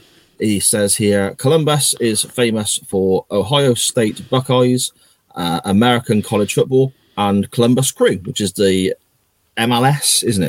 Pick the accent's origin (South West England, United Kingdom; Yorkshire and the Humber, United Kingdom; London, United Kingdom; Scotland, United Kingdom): South West England, United Kingdom; Gloucester; Gloucester City are my hometown club.